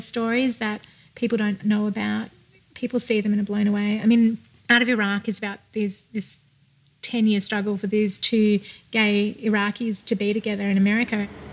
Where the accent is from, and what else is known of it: Australia; now in United States